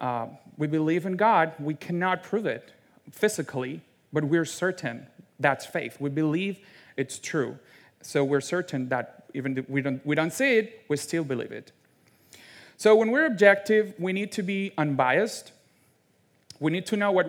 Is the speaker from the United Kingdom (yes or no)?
no; Venezuela; English is a second language; now in United States; I'm from Venezuela. I actually fled my home country with my two parents